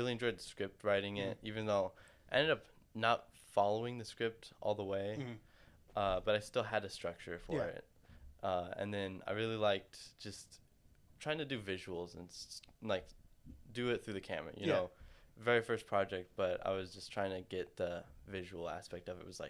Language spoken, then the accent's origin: English; Huntington Beach, California, United States; also born or lived in Anaheim, United States; Yeah, I really, really lived in Huntington Beach growing up.